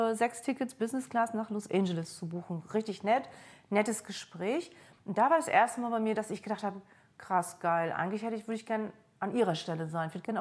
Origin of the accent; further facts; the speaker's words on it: East Germany, Germany; kann sein, ich bin in der DDR aufgewachsen, irgendwas geht da auch noch mit meinem Mann.